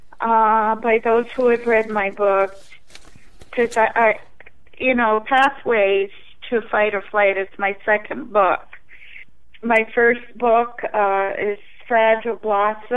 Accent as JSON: {"language": "English", "region": "northern New England", "country": "United States", "said": "I am from New England, and it's really the only, northern New England"}